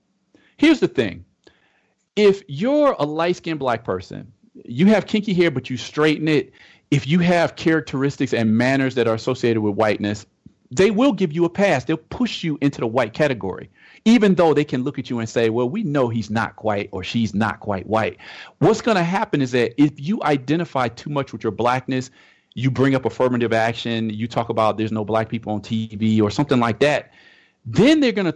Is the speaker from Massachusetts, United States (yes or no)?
no; Detroit, Michigan, United States; moved away as an adult; now in Brazil; my people are from Georgia, but I grew up in Detroit.